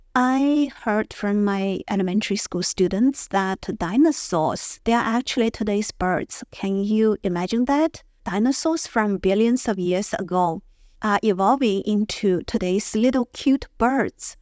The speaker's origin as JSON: {"language": "English", "region": "Beijing", "country": "China", "said": "I'm from Beijing."}